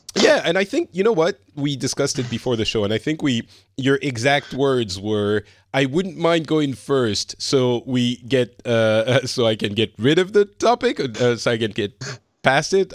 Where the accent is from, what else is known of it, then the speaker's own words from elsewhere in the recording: France; I'm from France. I currently am in Finland